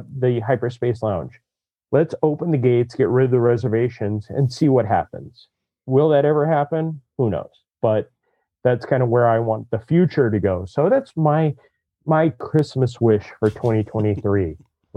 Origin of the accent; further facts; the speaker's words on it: Southern California, United States; I grew up in Southern California as a kid without a lot of money that could go to Disneyland once a year.